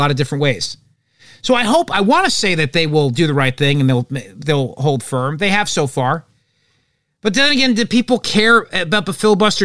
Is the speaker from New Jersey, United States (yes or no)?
yes; New Jersey, United States; I'm from New Jersey